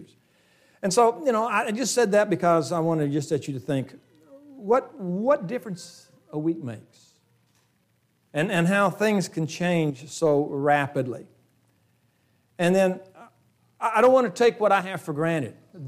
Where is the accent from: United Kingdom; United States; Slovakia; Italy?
United States; the South; I'm from the South, so, you know, used to have a tobacco field beside my church